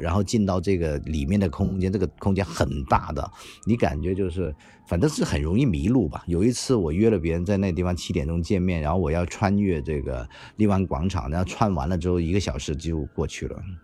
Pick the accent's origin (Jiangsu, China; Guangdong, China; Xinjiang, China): Guangdong, China; 我们本地人